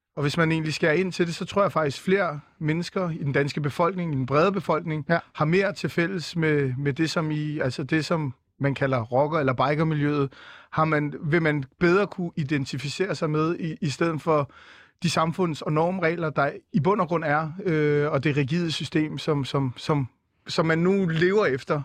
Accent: Viborg, Central Denmark Region, Denmark; moved away; also born or lived in Aarhus; Jeg er født i Viborg

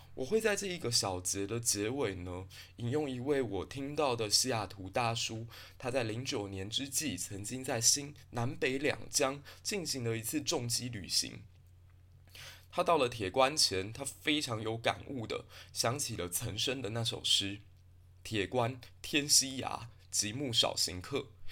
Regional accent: Taiwan; 埃及这个国家可以给我们台湾人很多的借鉴

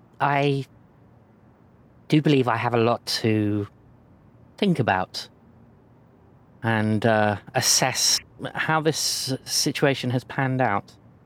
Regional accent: London, United Kingdom; because as you say, I'm from London, you look at her face and it says it all, really.

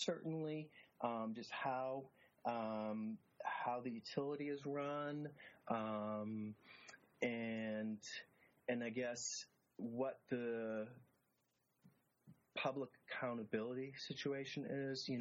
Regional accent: city just north of Boston, Massachusetts, United States; my hometown

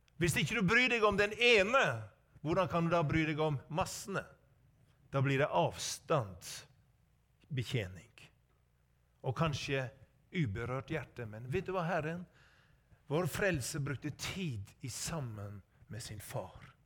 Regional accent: Sogn, Vestland, Norway; er født og oppvokst i Sogn

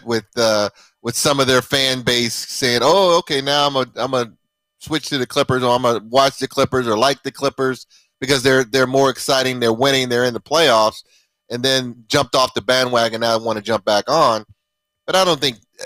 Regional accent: Los Angeles, California, United States; also born or lived in Arizona; having my roots here in L.A.

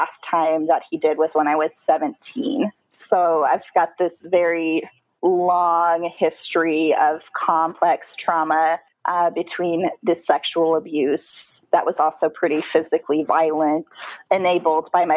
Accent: Tacoma, Washington, United States; So I grew up in Tacoma, Washington, which is just about an hour south of that big city, Seattle.

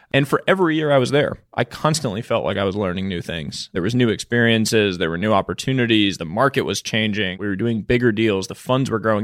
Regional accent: Boston, Massachusetts, United States; also born or lived in New York; I, um, grew up in the Boston area. I was born in New York.

